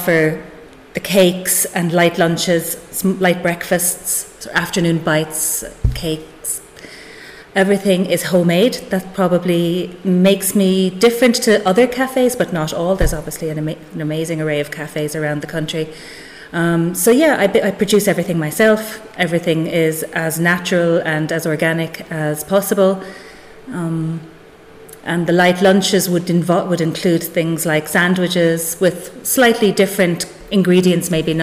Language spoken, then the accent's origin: English; Inishbofin, County Galway, Connacht, Ireland; moved away as an adult; also born or lived in Switzerland; now in Whitegate, Ireland; I'm from Inishbofin, County Galway, originally.